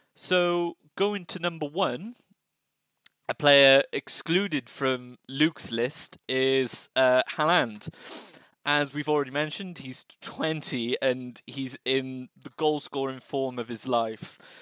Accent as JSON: {"language": "English", "country": "United Kingdom", "said": "we as as British citizens"}